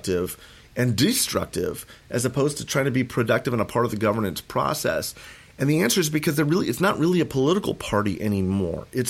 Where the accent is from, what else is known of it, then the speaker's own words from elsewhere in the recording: Moorpark, California, United States; I grew up in Moorpark. I grew up in Ventura County